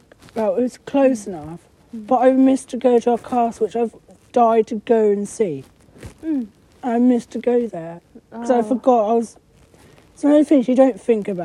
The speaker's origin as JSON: {"language": "English", "country": "United Kingdom", "said": "being British"}